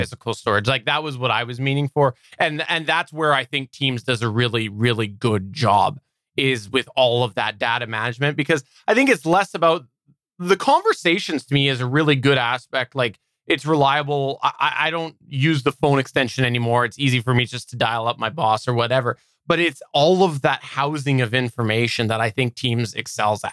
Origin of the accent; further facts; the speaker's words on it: Canada; I am Canadian